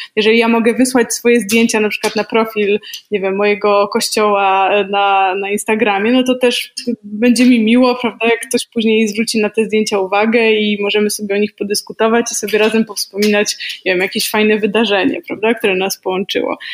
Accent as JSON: {"language": "Polish", "area": "a small town near Warsaw", "region": "Masovian Voivodeship", "country": "Poland", "said": "Ja jestem z małego miasta e, spod Warszawy, 17 tysięcy mieszkańców"}